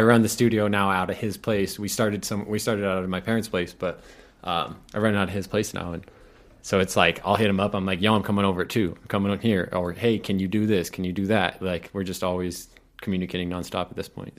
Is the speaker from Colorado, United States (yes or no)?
yes; Pueblo County, Colorado, United States; I grew up out in the county